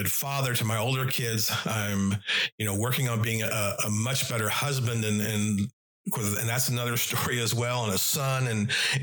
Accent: Oklahoma, United States; back in my hometown

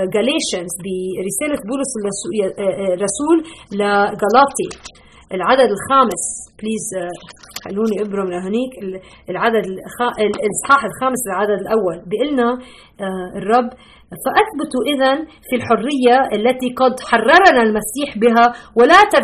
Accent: Lebanon; now in Chicago, United States; انا اصولا من لبنان ربيت بلبنان

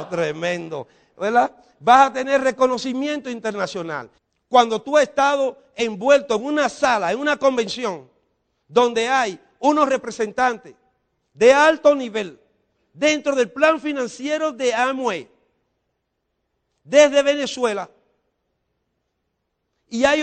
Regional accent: Dominican Republic; Porque en República Dominicana, los dominicanos no lo entendemos.

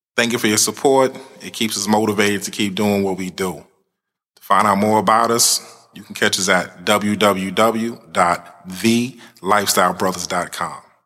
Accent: United States; being that we're from the States

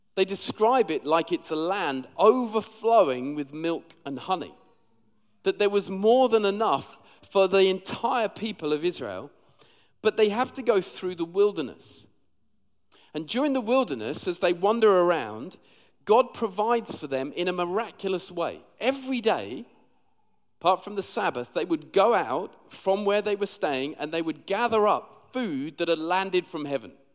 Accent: London, United Kingdom; also born or lived in Sheffield; now in Liverpool, United Kingdom; I'm actually from London originally

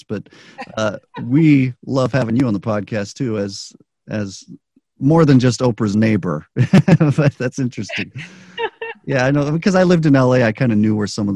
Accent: United States; also born or lived in Chile; most of us in the U.S. who grew up here

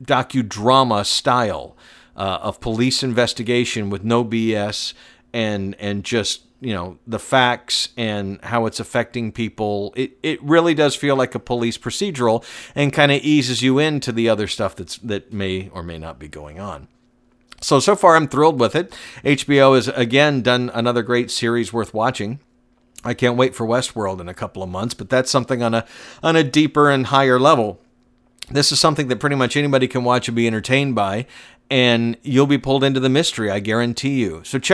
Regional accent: Georgia, United States; I was born and raised outside of Atlanta. I'm very familiar with Georgia.

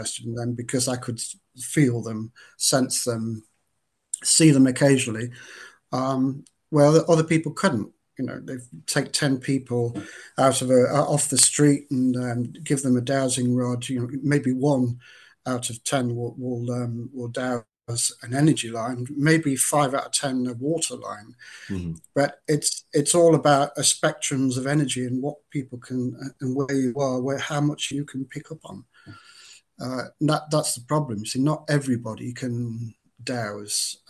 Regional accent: Lancashire, North West England, United Kingdom; moved away as an adult; also born or lived in Cumbria; now in Dorset, United Kingdom; I'm from Lancashire, and I grew up until I was in my 30s in that Lancashire area, Cumbria. Then moved down to Dorset

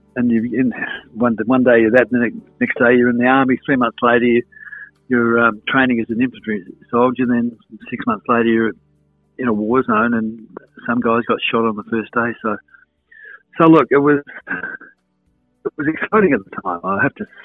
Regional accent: Adelaide, South Australia, Australia; born or raised there; also born or lived in Victoria / Whyalla

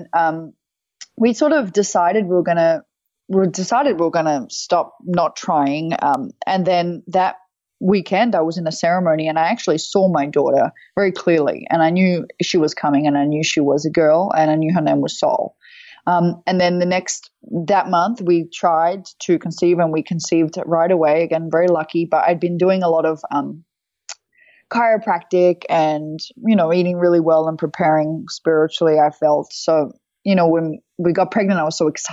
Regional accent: Australia; moved away as an adult; now in United States; I'm Australian, obviously, but I was living, I live most of the time in the US, or some of the time in the US

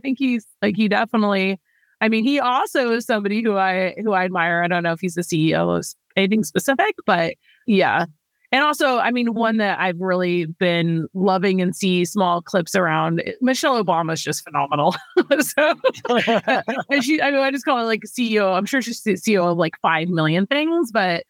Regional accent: Bangkok, Thailand; moved away; I grew up in Asia. I grew up in Bangkok, Thailand before I moved back to the States.

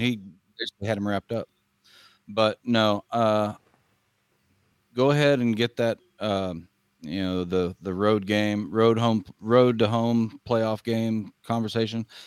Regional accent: Northeast Kansas, United States; now in South Georgia, United States; I grew up, I grew up in Northeast Kansas, but I, I, uh, live in South Georgia now

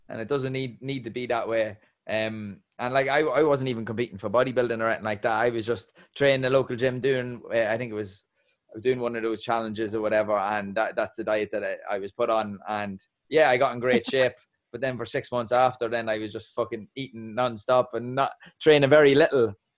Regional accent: Ireland; an Irishman

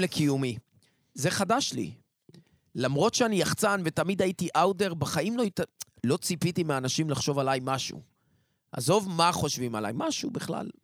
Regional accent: Haifa, Haifa District, Israel; also born or lived in Kiryat Motzkin / Tel Aviv; now in Ness Ziona, Israel; נולדתי במוצקין, עברתי לחיפה. כמו כל חיפאי, קשרתי את גורלי עם תל אביב

